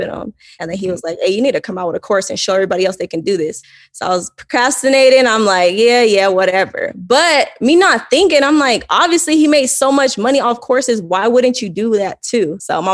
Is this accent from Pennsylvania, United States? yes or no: no; Fontana, California, United States; moved away as an adult; also born or lived in Pasadena, California; now in Arizona, United States; I was born in Pasadena, but we moved to like Fontana, grew up in Fontana, California.